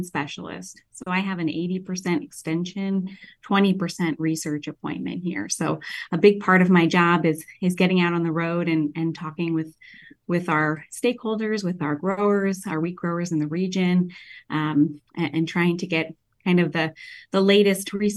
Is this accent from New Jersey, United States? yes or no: yes; Jersey Shore, New Jersey, United States; moved away as an adult; also born or lived in Ohio; now in Kansas, United States; I'm actually, kind of interestingly from New Jersey. So I grew up on the Jersey Shore